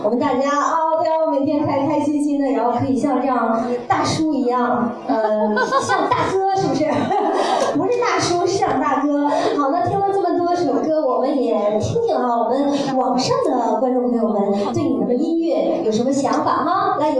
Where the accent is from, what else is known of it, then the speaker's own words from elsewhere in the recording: Beijing, China; 我们北京人都说五张哈，